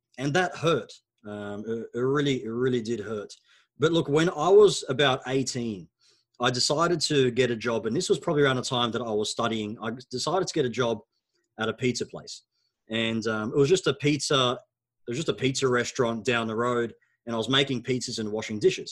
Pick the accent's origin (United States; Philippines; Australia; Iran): Australia; first language Arabic; English is a second language; also born or lived in Egypt; When we immigrated from Egypt to Australia